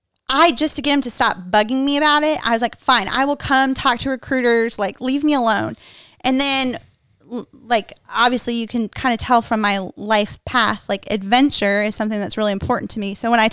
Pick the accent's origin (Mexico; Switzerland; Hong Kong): Mexico; now in United States; And it's life-changing for me as an American woman. Even though I grew up in Mexico, like, still, I'm an American through and through.